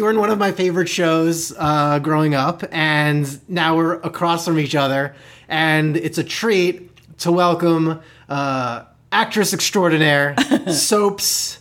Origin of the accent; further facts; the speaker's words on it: New York, United States; I'm from New York as well